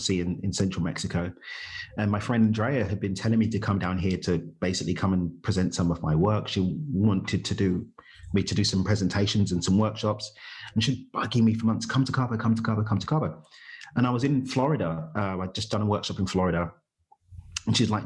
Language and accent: English; London, United Kingdom; moved away as an adult; also born or lived in Dubai / Norway / United States; I was born and raised in East London. So okay. I'm from East London in the UK, but I left the UK summer of 2017.